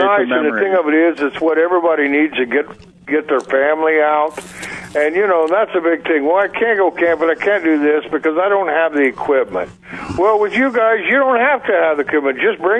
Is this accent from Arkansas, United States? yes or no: no; Montana, United States; I'm from Montana.